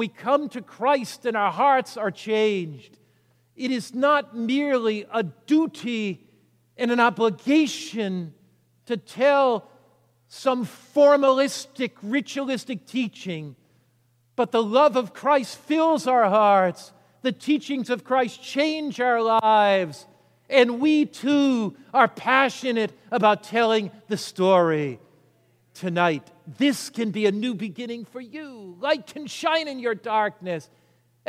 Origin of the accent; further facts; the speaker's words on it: United States; I was brought up on the Atlantic Ocean, there on Long Island Sound